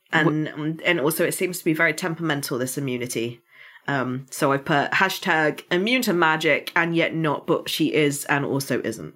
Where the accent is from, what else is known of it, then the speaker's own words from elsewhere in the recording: United Kingdom; I'm British